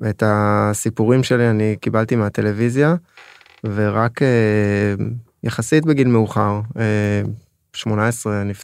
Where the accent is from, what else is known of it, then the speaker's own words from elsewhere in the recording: Israel; also born or lived in France; אז אני עולה חדש, נולדתי בצרפת ועליתי כעבור שבועיים לארץ.